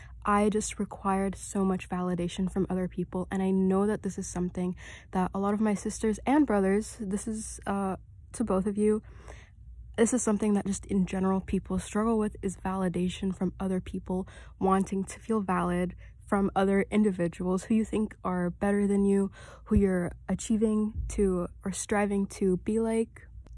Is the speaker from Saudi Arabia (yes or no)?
yes; Saudi Arabia; also born or lived in Kuwait; now in Canada; So originally I came to Canada from Saudi Arabia. I wasn't born there, I was born in Kuwait, but I kind of moved around the Middle East a lot, and I lived in Saudi Arabia for a couple years, and I came to Canada from there.